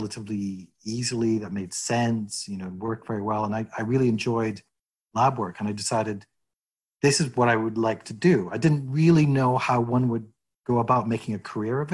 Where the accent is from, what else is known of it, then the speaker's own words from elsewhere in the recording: Edmonton, Alberta, Canada; moved away as an adult; also born or lived in Madison, Wisconsin, United States / Glasgow, Scotland; now in Toronto, Canada; I was born in the US, but my parents emigrated to Edmonton when I was six. And I grew up in Edmonton.